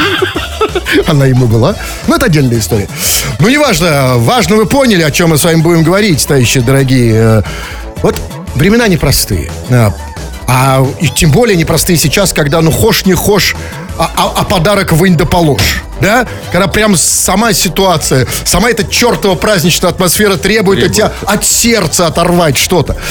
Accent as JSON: {"language": "Russian", "country": "Russia", "said": "я россиянин"}